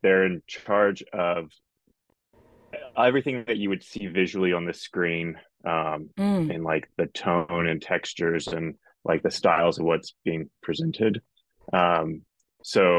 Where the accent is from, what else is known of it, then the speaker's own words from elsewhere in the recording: Texas, United States; now in Arizona, United States; I'm originally from Texas. I live now in Arizona.